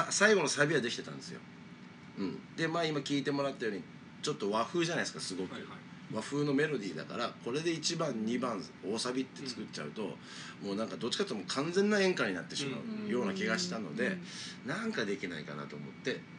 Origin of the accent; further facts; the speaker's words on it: Kagoshima, Japan; born or raised there